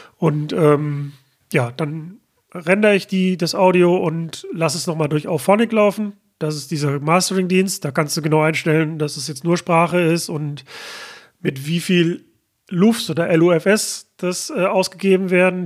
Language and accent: German; Mülheim an der Ruhr, North Rhine-Westphalia, Germany; hier in meiner Heimatstadt Mülheim